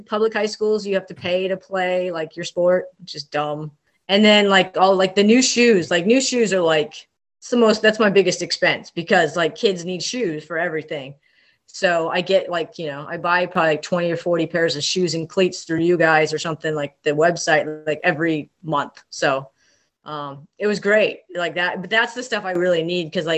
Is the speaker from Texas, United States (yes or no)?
no; Ventura, California, United States; I grew up in Southern California, Ventura, California. Shout out to the 805